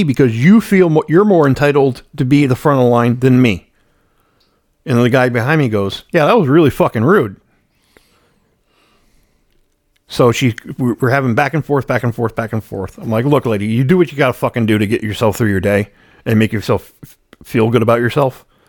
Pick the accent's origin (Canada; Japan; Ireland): Ireland; Well, I'm Irish, so there's not much to talk about.